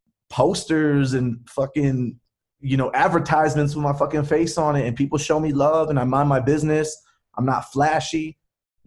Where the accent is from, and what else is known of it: Los Angeles, California, United States; born or raised there; accent: California Chicano